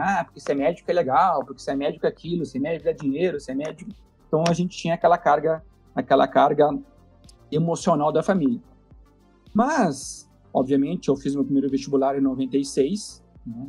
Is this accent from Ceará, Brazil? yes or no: no; Santa Maria, Rio Grande do Sul, Brazil; moro em Santa Maria, sou nascido, criado em Santa Maria